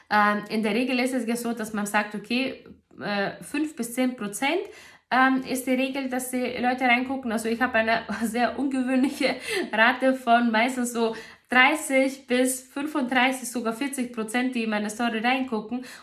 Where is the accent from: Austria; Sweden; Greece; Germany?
Greece; in Griechenland sagt man, also ich komme ja aus Griechenland und in Griechenland sagt man